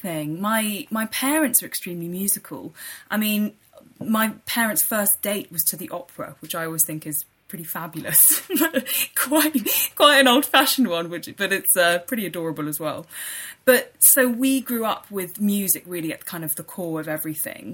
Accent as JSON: {"language": "English", "region": "London", "country": "United Kingdom", "tie": "born or raised there", "also_born_or_lived": "Leicester", "said": "I was brought up in London, born and bred, in North London in Highbury"}